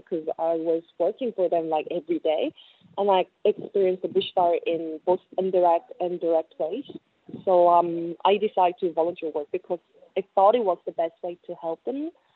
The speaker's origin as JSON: {"language": "English", "country": "South Korea", "also_born_or_lived": "China / Sydney", "moved": "as an adult", "said": "I'm from South Korea"}